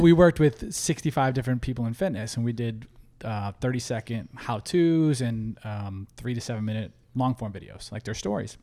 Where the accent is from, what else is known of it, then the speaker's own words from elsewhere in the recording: Midwest, United States; now in Los Angeles, United States; we're come from the Midwest